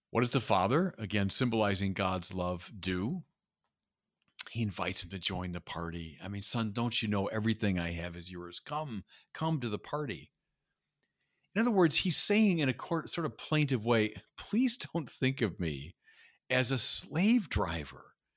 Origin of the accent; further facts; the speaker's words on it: United States; as an American